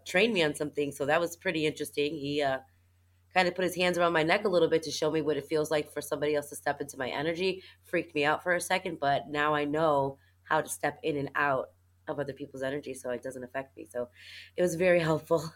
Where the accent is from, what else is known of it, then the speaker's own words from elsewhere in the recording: Chicago, Illinois, United States; I'm from Chicago, Illinois